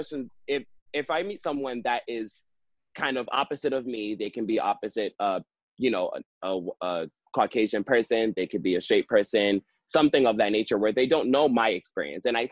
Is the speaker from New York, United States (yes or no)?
yes; New York, United States; I was raised in New York